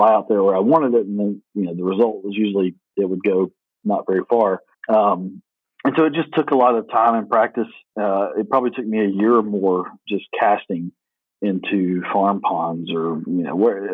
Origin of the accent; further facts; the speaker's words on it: South Alabama, United States; also born or lived in Auburn, Alabama; I grew up in South Alabama, fishing and hunting a lot